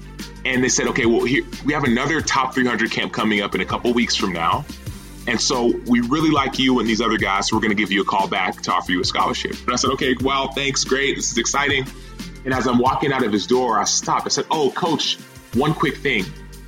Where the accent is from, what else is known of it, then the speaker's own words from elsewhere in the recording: Dallas, Texas, United States; I was born in Dallas, Texas.